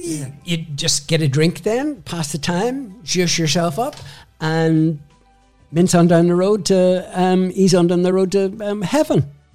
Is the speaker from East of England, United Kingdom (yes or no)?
no; Belfast, Northern Ireland, United Kingdom; moved away as an adult; also born or lived in Dublin; now in London, United Kingdom; I was born in Belfast and um, came out at the time when the Troubles were starting.